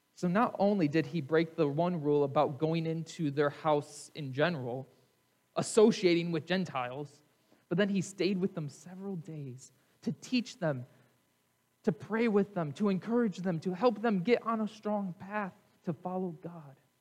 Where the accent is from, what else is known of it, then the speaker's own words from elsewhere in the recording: United States; in America, we are a melting pot